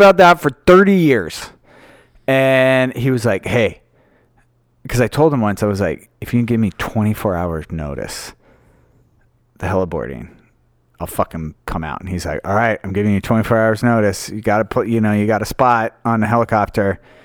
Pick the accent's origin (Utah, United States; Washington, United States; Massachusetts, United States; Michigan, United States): Utah, United States; moved away; I was raised in Utah